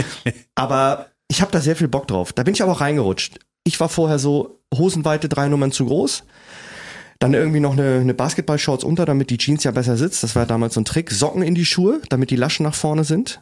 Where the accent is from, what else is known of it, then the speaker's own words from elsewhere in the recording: Kiel, Schleswig-Holstein, Germany; also born or lived in Preetz; Bin aber nur geboren und habe dann in Kiel gelebt und bin noch aufgewachsen.